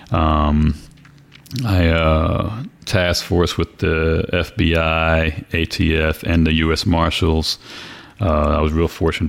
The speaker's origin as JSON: {"language": "English", "town": "Orlando", "region": "Florida", "country": "United States", "tie": "born or raised there", "also_born_or_lived": "New York City, New York"}